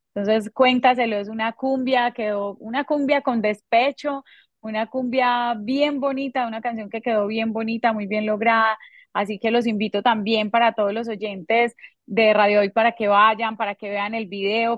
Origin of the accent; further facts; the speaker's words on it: Colombia; no solamente en mi país, aquí en Colombia